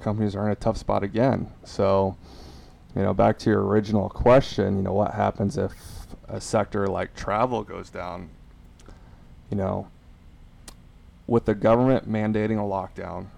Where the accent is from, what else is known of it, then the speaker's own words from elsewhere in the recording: Omaha, Nebraska, United States; now in Florida, United States; our house that I grew up in back in Omaha